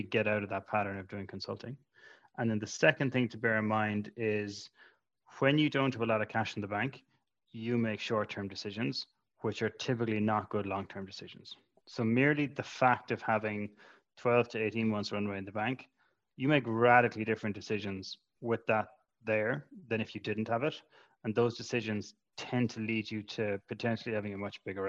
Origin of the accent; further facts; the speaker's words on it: Ireland; as an Irish entrepreneur